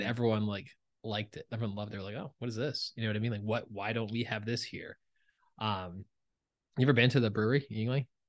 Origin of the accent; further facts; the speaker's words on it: New Jersey, United States; I'm from Jersey